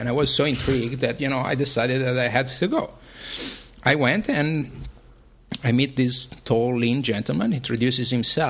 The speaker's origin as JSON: {"language": "English", "town": "Milan", "region": "Lombardy", "country": "Italy", "tie": "born or raised there", "also_born_or_lived": "Vienna, Austria", "moved": "as an adult", "lives_now": "New York, United States", "said": "I was born and raised in Milan, in Italy, and between Milan and Vienna in Austria, where family of my mom is."}